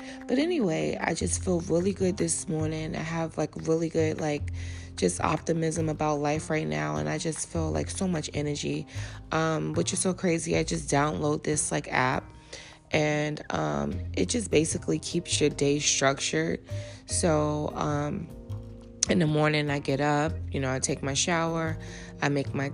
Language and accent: English; New York City, New York, United States; I'm from Harlem